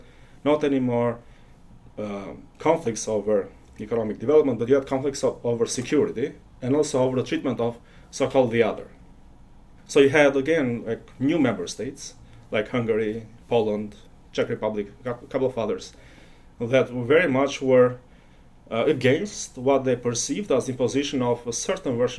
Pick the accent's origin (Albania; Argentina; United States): Albania; moved away; someone who was born in the periphery. So I come from Albania originally